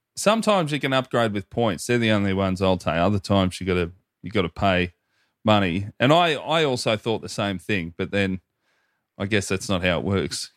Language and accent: English; Hoppers Crossing, Victoria, Australia; I say Hoppers Crossing